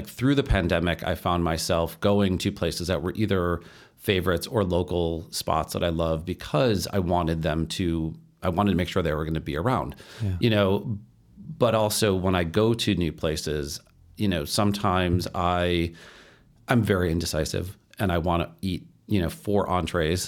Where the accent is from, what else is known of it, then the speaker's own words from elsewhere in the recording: Chicago, Illinois, United States; I'm from Chicago